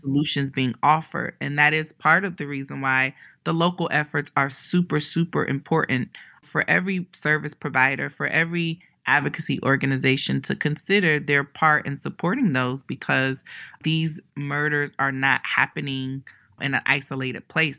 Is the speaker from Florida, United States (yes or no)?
no; Ohio, United States; moved away; also born or lived in New York City; I'm from Ohio and, you know, I tell people so much, there's, there's no L G B T center where I grew up